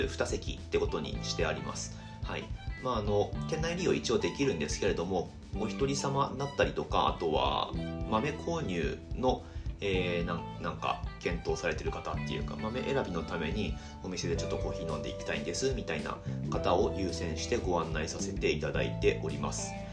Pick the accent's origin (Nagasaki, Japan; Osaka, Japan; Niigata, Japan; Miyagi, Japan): Miyagi, Japan; Higashimatsushima; also born or lived in Sendai; 僕の出身地である東松島市宮城県東松島市ってあるんですけれども海沿いの町